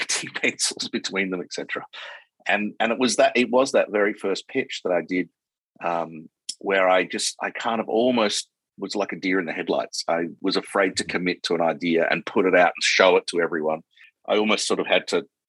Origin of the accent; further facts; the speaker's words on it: Perth, Western Australia, Australia; moved away as an adult; also born or lived in Sydney / London; I'm this kid from Perth